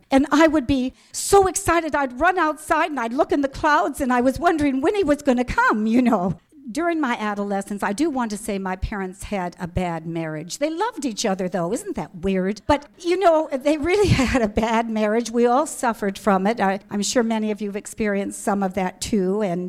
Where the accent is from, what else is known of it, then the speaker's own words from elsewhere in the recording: Des Moines, Iowa, United States; born there; I was born in Des Moines, Iowa, to Orthodox Jewish parents.